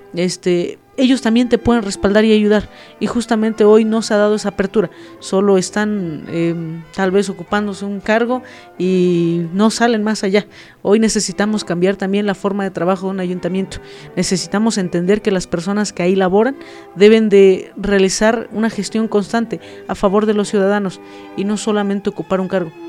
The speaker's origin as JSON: {"language": "Spanish", "town": "Tixmadejé Grande", "region": "State of Mexico", "country": "Mexico", "tie": "born or raised there", "said": "yo soy de la comunidad de Tixmadeje Grande y bueno, eh, justamente mm, toda mi vida he vivido ahí, mm, crecí bajo la crianza de mis abuelos maternos"}